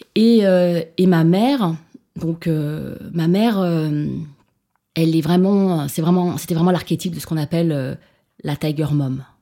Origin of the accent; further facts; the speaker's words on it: Grenoble, Auvergne-Rhône-Alpes, France; first language Chinese; French is a second language; moved away; also born or lived in Paris; je suis née à Grenoble